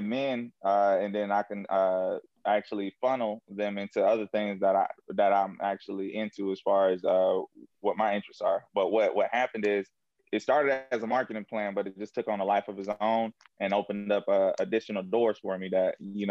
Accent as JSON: {"language": "English", "town": "Jacksonville", "region": "Florida", "country": "United States", "moved": "yes", "lives_now": "Atlanta, United States", "said": "I'm originally from Jacksonville, Florida. I now reside in Atlanta, Georgia"}